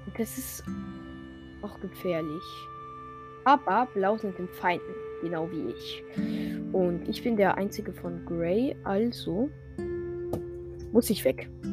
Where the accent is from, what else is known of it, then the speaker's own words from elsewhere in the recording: France; Und ich bin ja Franzose